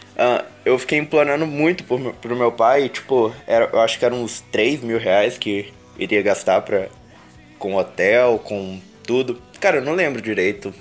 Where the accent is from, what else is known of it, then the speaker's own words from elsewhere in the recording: Minas Gerais, Brazil; eu sou de Minas